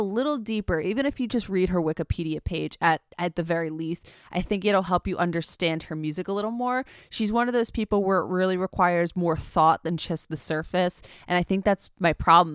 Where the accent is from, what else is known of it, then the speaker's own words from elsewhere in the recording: Long Island, New York, United States; We're from Long Island.